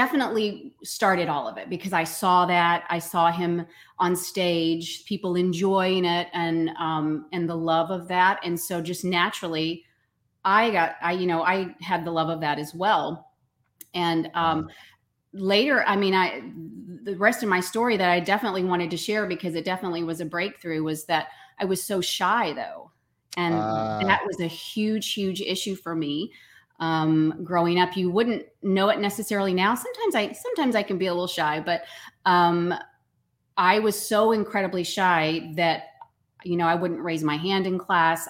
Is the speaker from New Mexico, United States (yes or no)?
no; Tyler, Texas, United States; I was born in Tyler, Texas.